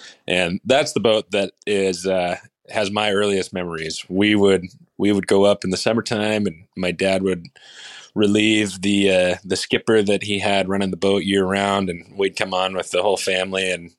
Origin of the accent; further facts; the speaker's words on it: Seattle, Washington, United States; I'm from Seattle, Washington. Bree and I live just north of Seattle in a town called Edmonds